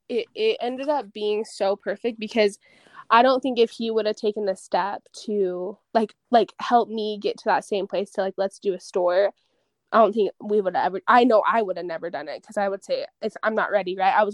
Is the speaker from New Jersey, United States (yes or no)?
no; Utah, United States; It's funny cuz growing up in Utah County, I'm not going to say that I hated Provo, but I definitely had my thoughts